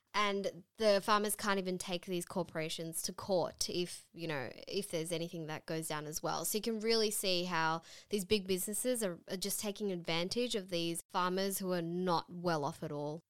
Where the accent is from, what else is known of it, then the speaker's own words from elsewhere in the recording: Sydney, New South Wales, Australia; we're from Sydney in Australia.